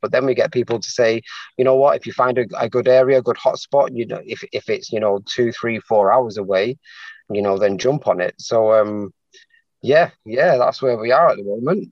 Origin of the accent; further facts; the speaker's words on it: Manchester, North West England, United Kingdom; moved away as an adult; now in London, United Kingdom; born and bred in Manchester, um, but then I've moved down to London just over a year now to be with my partner